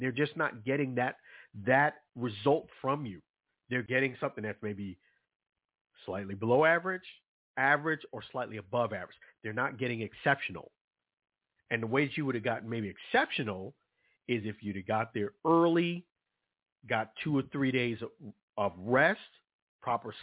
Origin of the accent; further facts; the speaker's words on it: New York City, New York, United States; I'm from Brooklyn, New York.